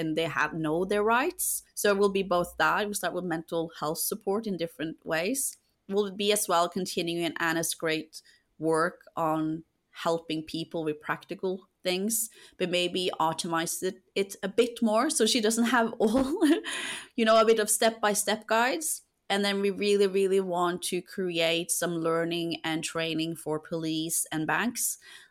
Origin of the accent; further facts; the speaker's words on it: Norway; moved away as an adult; now in United Kingdom; my home country